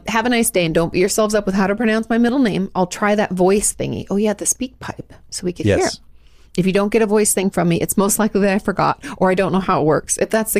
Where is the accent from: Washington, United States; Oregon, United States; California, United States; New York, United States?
Oregon, United States; Portland; I was adopted at 11 months, just shy of my first birthday, and I grew up in Portland, Oregon.